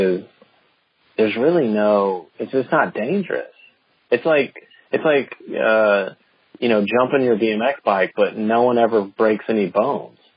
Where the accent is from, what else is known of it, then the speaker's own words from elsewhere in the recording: the South, United States; I'm from the South